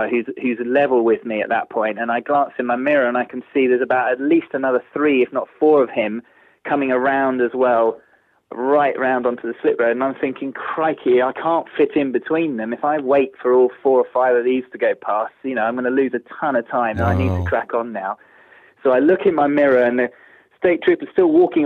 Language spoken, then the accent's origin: English; England, United Kingdom; I was English